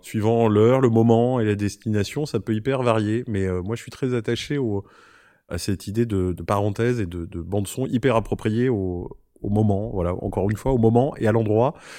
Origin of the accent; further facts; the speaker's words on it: Corrèze, Nouvelle-Aquitaine, France; also born or lived in Paris; now in Marseille, France; je suis un vrai euh, campagnard au départ puisque j'ai grandi en Corrèze